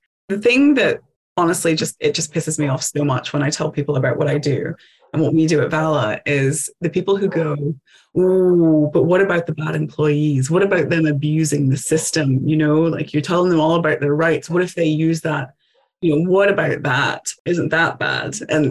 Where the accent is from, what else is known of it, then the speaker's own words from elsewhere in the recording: Appalachia, United States; because I grew up in the Appalachian Mountains. My mom didn't have access to running water until she started high school. We are mountain people.